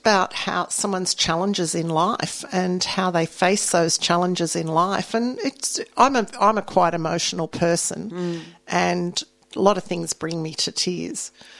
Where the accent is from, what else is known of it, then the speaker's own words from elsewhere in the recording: Sydney, New South Wales, Australia; I grew up over near La Perouse. I went to La Perouse Public School and Matraville High.